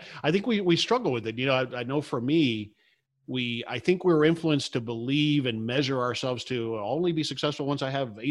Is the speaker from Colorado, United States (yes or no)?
no; Hialeah, Florida, United States; I grew up mostly in Hialeah and parts thereof. Yeah, my parents are Cuban immigrants, as you can imagine.